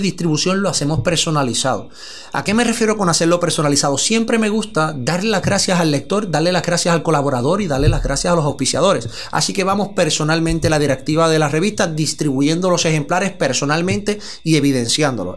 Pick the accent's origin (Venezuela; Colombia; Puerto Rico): Puerto Rico; Mayagüez; also born or lived in San Sebastián, Puerto Rico; mayagüezano, nacido y criado en Mayagüez. Posteriormente eh, pasé a lo que es el pueblo de San Sebastián y a la mayoría de edad eh, paso nuevamente al pueblo de Mayagüez.